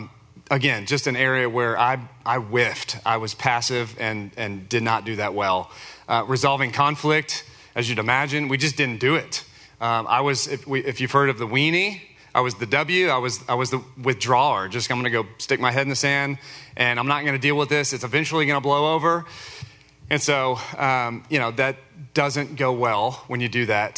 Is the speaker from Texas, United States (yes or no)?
yes; Richardson, Texas, United States; I grew up in Richardson.